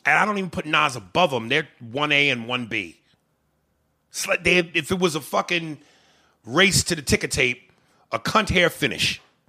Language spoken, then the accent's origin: English; Boston, Massachusetts, United States; And nigga, I'm from Boston, Massachusetts.